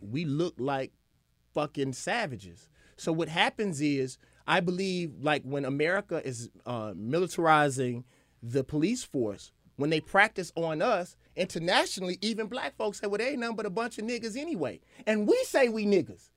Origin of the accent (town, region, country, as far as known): Mississippi, United States